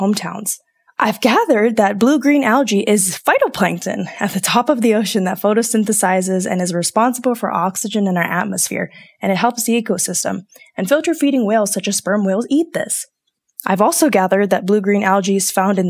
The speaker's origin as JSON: {"language": "English", "region": "Hawaii", "country": "United States", "tie": "born or raised there", "moved": "yes", "lives_now": "Colorado, United States", "said": "as someone who was born and raised in Hawaii"}